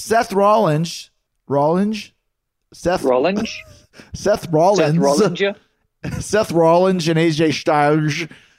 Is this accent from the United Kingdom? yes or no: no; Canada; I'm from Canada